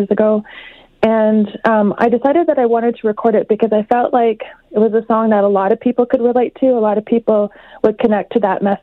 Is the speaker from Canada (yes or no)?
yes; Saddle Lake, Alberta, Canada; now in Edmonton, Canada; I'm from Saddle Lake, but I live here in Edmonton